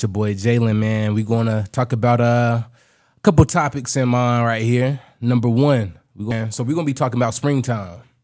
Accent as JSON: {"language": "English", "town": "Raleigh", "region": "North Carolina", "country": "United States", "tie": "born or raised there", "said": "where I'm from, Raleigh area, we had pollen storms growing up"}